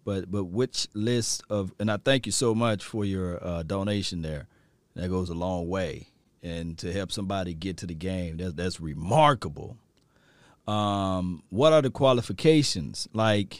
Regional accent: Mississippi, United States; now in Texas, United States; I'm from Mississippi

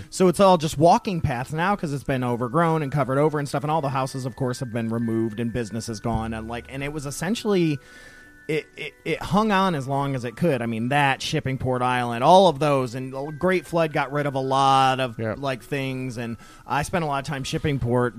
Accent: Toledo, Ohio, United States; now in Louisville, United States; my hometown Toledo

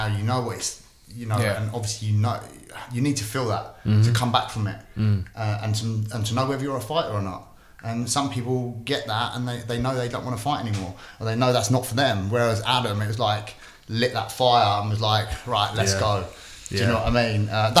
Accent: Windsor, South East England, United Kingdom; But growing up in Windsor and stuff, like that, it's not as rough area

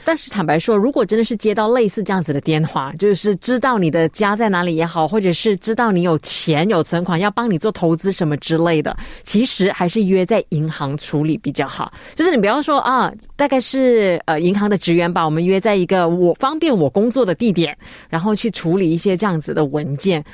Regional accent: Malaysia; 我们马来西亚人

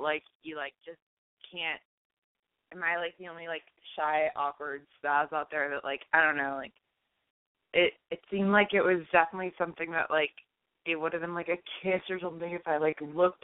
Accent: Boston, Massachusetts, United States; moved away; also born or lived in Connecticut; I am from Connecticut, originally Boston, hence the area code.

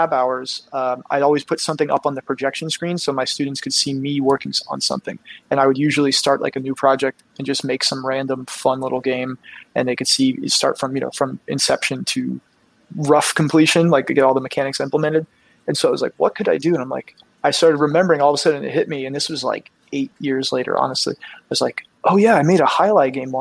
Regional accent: South Florida, United States; I grew up in South Florida

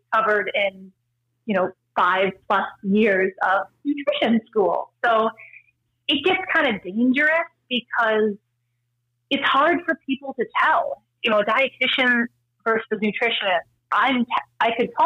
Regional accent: Wisconsin, United States; also born or lived in Minnesota / Pennsylvania; now in California, United States; I'm from Wisconsin, and we both lived in Minnesota for many years

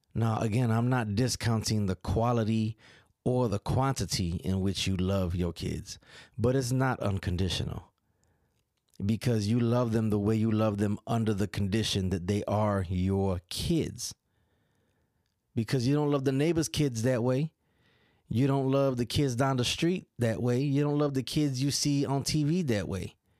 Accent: New York, United States; accent: New York; moved away; my, my daughter and my son both emulate my accent a little bit

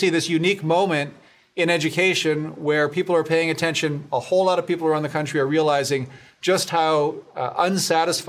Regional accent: Grand Rapids, Michigan, United States; I was from Grand Rapids. I benefited from this kind of an education from a great program in Grand Rapids, Stepping

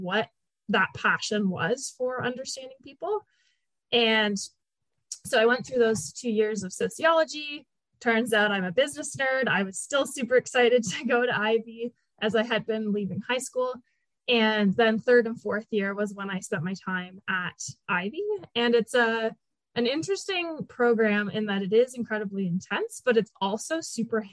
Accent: Canada; I am Canadian

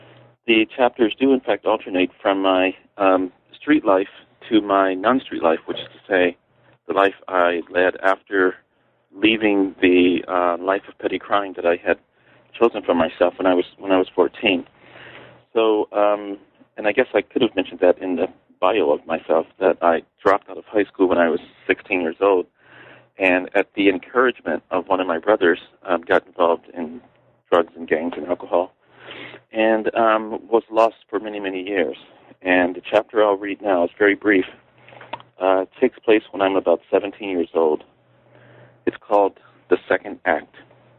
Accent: Chicago, Illinois, United States; I was born and raised in Chicago of blind parents.

